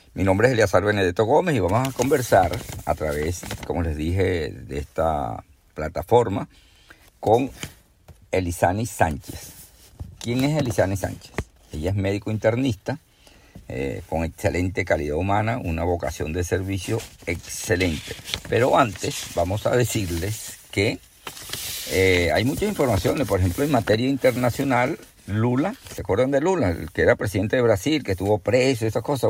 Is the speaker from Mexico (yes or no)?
no; Venezuela; mi país, en Venezuela